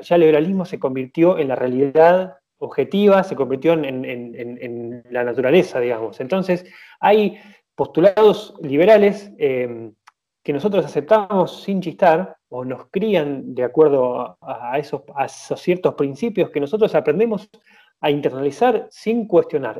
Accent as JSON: {"language": "Spanish", "country": "Argentina", "said": "yo soy argentina"}